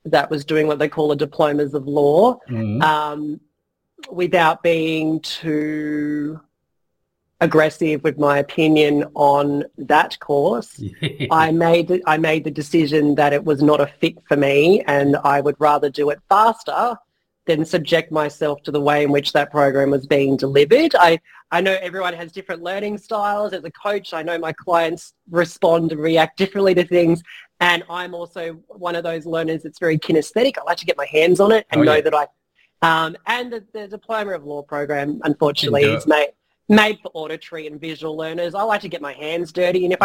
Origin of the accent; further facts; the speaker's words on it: Campbelltown, New South Wales, Australia; also born or lived in Melbourne; now in Southern Highlands, Australia; I lived in Campbelltown, grew up in Campbelltown, my family were in Campbelltown